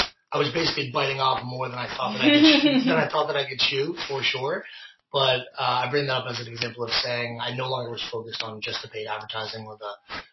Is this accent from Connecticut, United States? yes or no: yes; Connecticut, United States; moved away as an adult; also born or lived in San Francisco, California; now in Los Angeles, United States; I am from Connecticut. I grew up with Matt, actually. We were best friends since high school